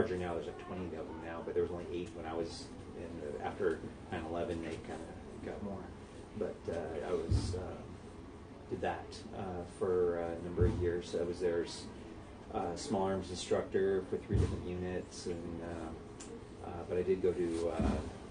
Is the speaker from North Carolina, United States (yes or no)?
no; Southern California, United States; moved away; also born or lived in Pacific Northwest / Idaho; I'm from Southern California